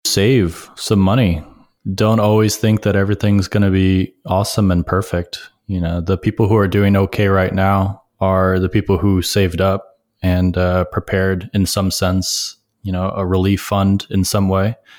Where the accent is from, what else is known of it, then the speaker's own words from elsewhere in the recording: Rochester, New York, United States; moved away as an adult; now in New York City, United States; I grew up upstate in Rochester